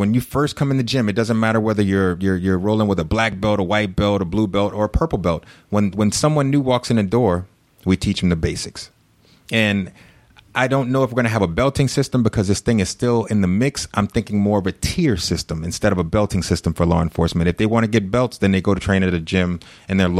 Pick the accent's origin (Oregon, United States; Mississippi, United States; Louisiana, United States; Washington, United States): Louisiana, United States; moved away as an adult; now in Sugar Land, United States; my hometown, because this is where I was a cop. This is where I was born